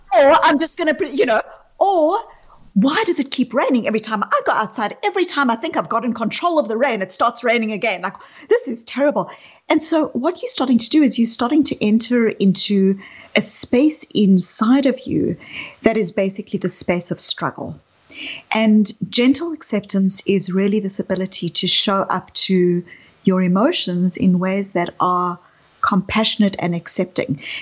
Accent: South Africa; you can hear from my accent that I um, grew up in apartheid South Africa. I was a white South African growing up in apartheid South Africa.

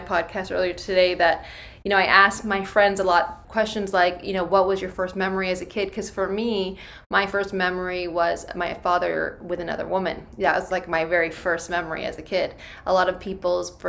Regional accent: Bay Area, California, United States; I'm from the Bay Area. I grew up there

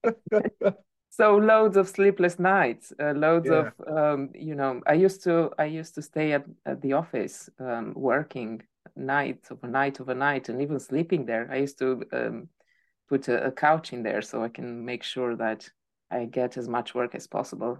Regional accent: Romania; moved away as an adult; also born or lived in Spain; I am from Romania, and I moved to different countries over the years.

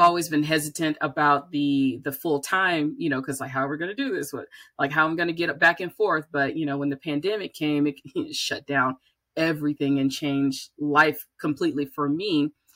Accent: Birmingham, Alabama, United States; moved away as an adult; also born or lived in Atlanta; I grew up in Birmingham

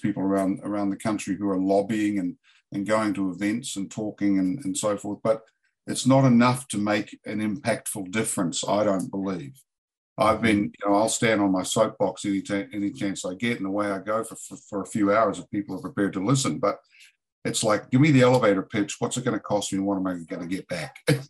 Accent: New Zealand; also born or lived in San Diego / Asheville, North Carolina; now in United States; I'm a Kiwi

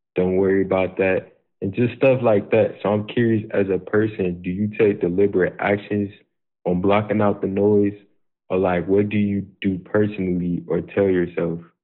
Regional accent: Chicago, Illinois, United States; I'm from Chicago, Illinois

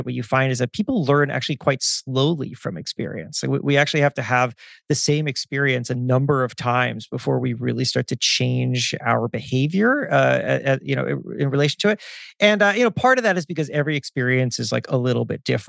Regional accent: South Florida, United States; moved away; I grew up in South Florida.

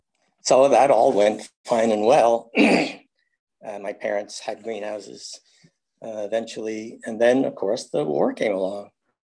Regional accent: Bayport, New York, United States; We grew up in Bayport

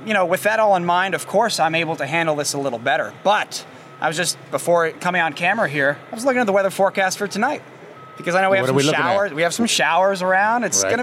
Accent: Sherman, Connecticut, United States; moved away; I was just in Sherman, my hometown, Sherman, Connecticut, doing this exact thing I used to do as a child

